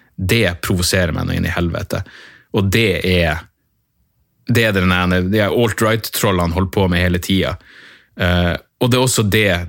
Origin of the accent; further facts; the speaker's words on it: Northern Norway, Norway; accent: Northern Norwegian dialect; jeg er nordlending